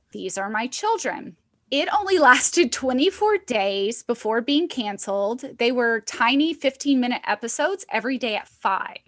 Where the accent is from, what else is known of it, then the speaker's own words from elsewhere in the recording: Arkansas, United States; I'm just growing up in Arkansas in a small house on 20 acres